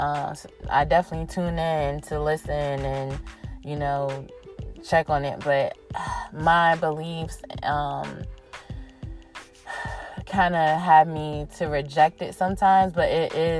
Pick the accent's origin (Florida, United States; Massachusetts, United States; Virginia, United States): Virginia, United States; Virginia Beach; Virginia Beach, Virginia, my hometown